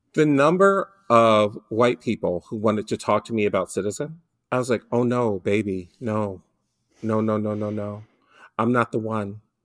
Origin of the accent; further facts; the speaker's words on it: Detroit, Michigan, United States; I grew up in Detroit, and one of the things you learn growing up in Detroit